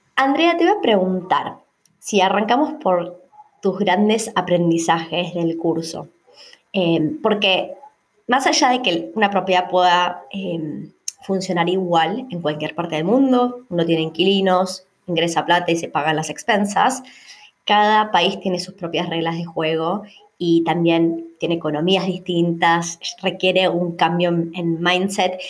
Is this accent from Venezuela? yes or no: no; Argentina; now in Australia; tanto vos como yo somos argentinas